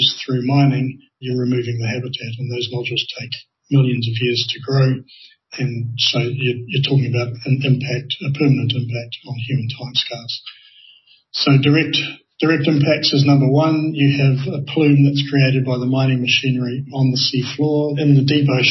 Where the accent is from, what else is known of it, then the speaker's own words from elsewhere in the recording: New Zealand; I come from New Zealand